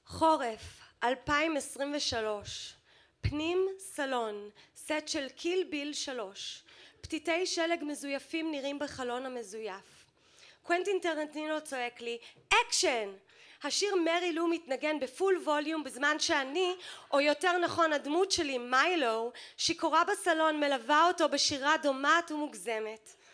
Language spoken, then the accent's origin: Hebrew; New York, United States; now in Israel; הילדות שלי בניו יורק